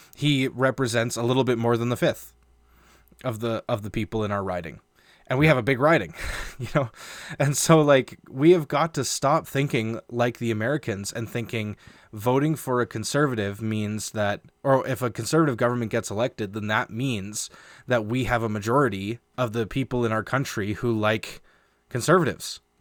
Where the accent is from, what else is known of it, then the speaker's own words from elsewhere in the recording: Canada; we are a Canadian show.